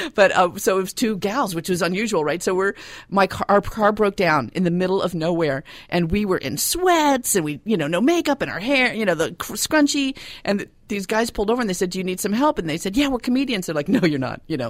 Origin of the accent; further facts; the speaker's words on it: Los Angeles, California, United States; I'm from Los Angeles